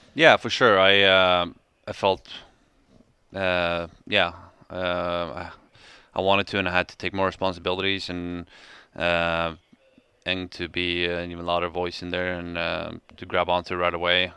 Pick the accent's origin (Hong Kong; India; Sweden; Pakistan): Sweden; moved away as an adult; now in Calgary, Canada; my hometown, uh, Landis Gog